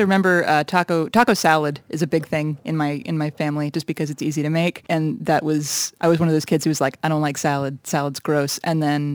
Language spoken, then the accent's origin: English; Chicago, Illinois, United States; also born or lived in Lawrence, Kansas; now in Kansas City, United States; I grew up in Chicago